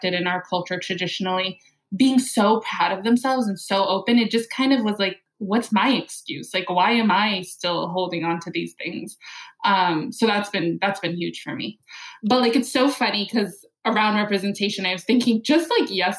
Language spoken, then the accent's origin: English; United States; I'm Arab American